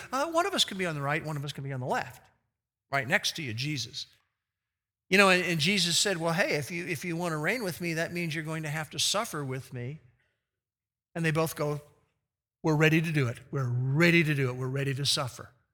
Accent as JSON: {"language": "English", "town": "Glen Rock", "region": "New Jersey", "country": "United States", "tie": "born or raised there", "said": "when I was growing up in Glen Rock, New Jersey"}